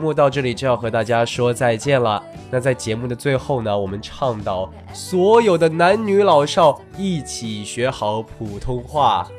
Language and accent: Chinese; Taiwan; accent: Taiwanese; 但是当初真的，呃，回来的时候还有还有那一股腔调，但是没过两三天，我又重新的回归了我的台湾腔、港台腔。